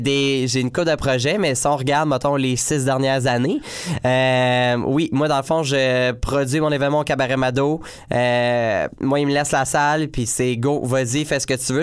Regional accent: Joliette, Quebec, Canada; Joliette qui est ma ville natale

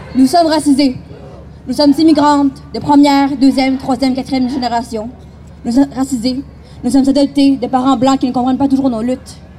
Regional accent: Quebec, Canada; je suis canadienne, québécoise

